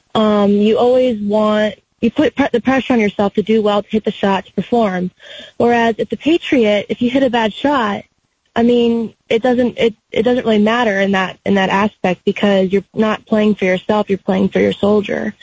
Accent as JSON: {"language": "English", "town": "Kill Devil Hills", "region": "North Carolina", "country": "United States", "tie": "born or raised there", "said": "I'm from the Outer Banks, North Carolina, in a town called, Kill, called Kill Devil Hills"}